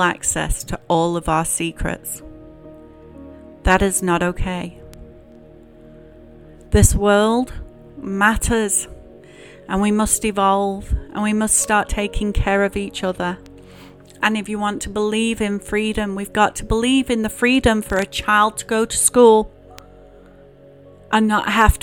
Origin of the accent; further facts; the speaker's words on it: England, United Kingdom; now in United States; growing up in England and going to church